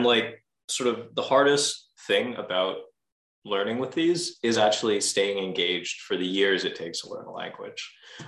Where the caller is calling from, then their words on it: Montreal, Quebec, Canada; I'm calling from Montreal, Quebec, here in beautiful Canada.